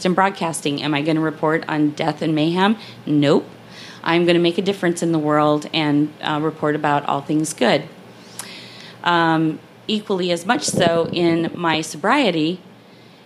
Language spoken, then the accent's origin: English; Montana, United States; now in Jacksonville, United States; I hail from Montana